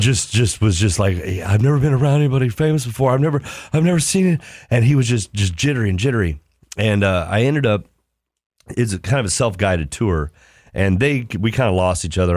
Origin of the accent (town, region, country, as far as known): Ohio, United States